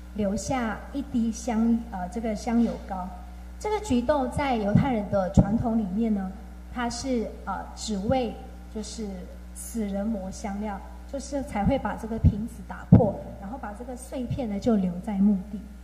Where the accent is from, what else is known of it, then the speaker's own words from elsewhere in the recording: Myanmar; now in Taiwan; 然后我是来自缅甸